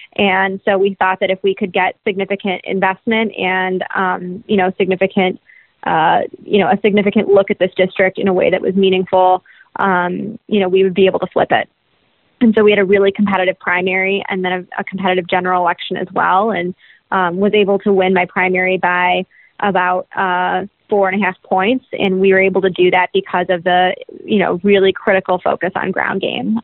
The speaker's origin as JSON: {"language": "English", "town": "Detroit", "region": "Michigan", "country": "United States", "tie": "born or raised there", "also_born_or_lived": "Washington", "moved": "as an adult", "said": "my younger sister and I grew up in the Armenian community here in Metro Detroit"}